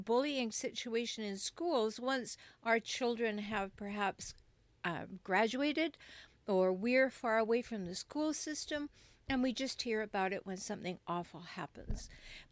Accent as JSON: {"language": "English", "country": "Canada", "moved": "yes", "lives_now": "United States", "said": "particularly in the United States where I live, but I'm from Canada"}